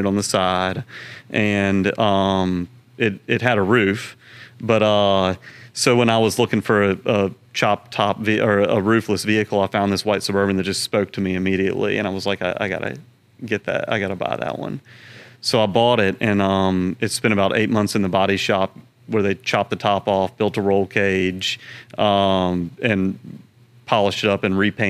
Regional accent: Pass Christian, Mississippi, United States; now in Baton Rouge, United States; We grew up in Pascrucian, Mississippi on the Gulf Coast

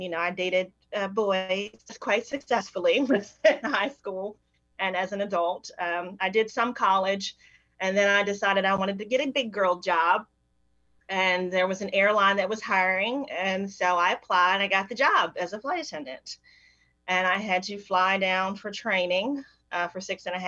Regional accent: Baltimore, Maryland, United States; also born or lived in Alabama; I was raised in, for the most part, in Maryland and Baltimore

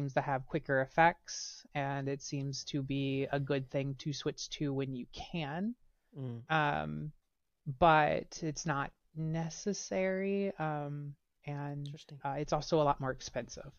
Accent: Ohio, United States; also born or lived in Georgia, United States; now in Wisconsin, United States; I was born in Georgia and lived most of my life in Ohio

